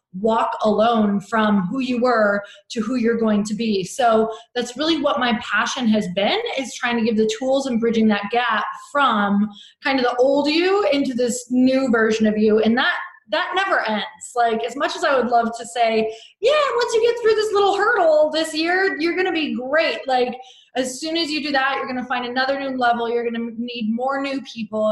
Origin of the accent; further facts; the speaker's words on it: Midwest, United States; now in Santa Monica, United States; I live in Santa Monica, California, but I've not always lived here. I am from the Midwest.